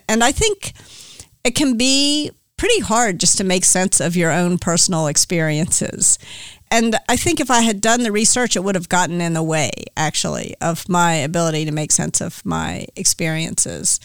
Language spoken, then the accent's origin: English; Memphis, Tennessee, United States; moved away as an adult; also born or lived in New York; now in California, United States; I grew up in Memphis, Tennessee